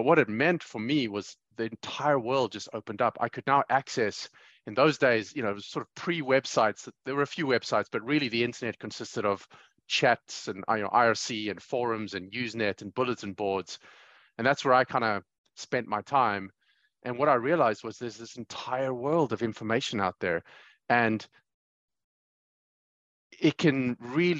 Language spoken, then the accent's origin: English; Johannesburg, Gauteng, South Africa; growing up in Johannesburg, South Africa, and I came of age in the mid 90s